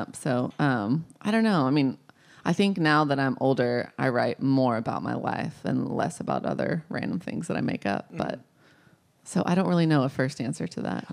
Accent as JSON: {"language": "English", "town": "Wichita Falls", "region": "Texas", "country": "United States", "tie": "born or raised there", "said": "I grew up in Wichita Falls, Texas, which is it's like 100,000 people"}